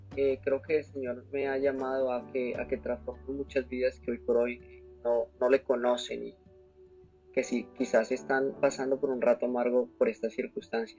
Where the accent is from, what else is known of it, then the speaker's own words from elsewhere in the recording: Bogotá, Colombia; now in Orlando, United States; soy de la ciudad de Bogotá, Colombia, y eh, resido en estos momentos en Orlando, Florida